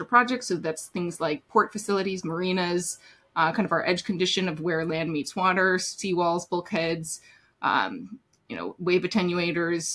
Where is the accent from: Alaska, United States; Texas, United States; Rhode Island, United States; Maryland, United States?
Alaska, United States; Anchorage; also born or lived in Middle East / Northeast US; now in New York City, United States; I grew up in Anchorage, Alaska